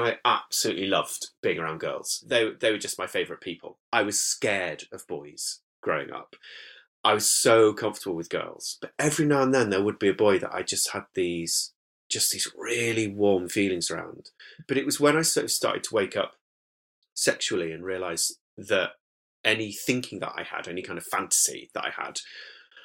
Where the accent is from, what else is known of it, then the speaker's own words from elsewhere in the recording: Whitby, Yorkshire and the Humber, United Kingdom; accent: northern lilt; moved away as an adult; born in Whitby in North Yorkshire, and I was raised there, well, sort of in villages near Whitby and then in Whitby itself for the first 18 years of my life.